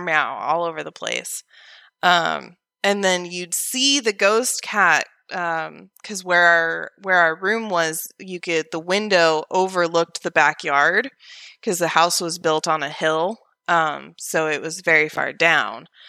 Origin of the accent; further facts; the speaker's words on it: Oregon, United States; moved away as an adult; also born or lived in Vancouver, Washington; now in Alabama, United States; from Oregon, which is where I was originally born and raised